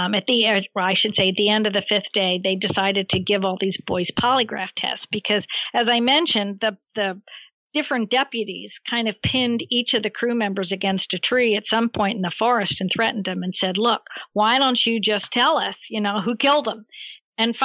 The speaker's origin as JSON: {"language": "English", "town": "Philadelphia", "region": "Pennsylvania", "country": "United States", "said": "You could tell I was from Philadelphia"}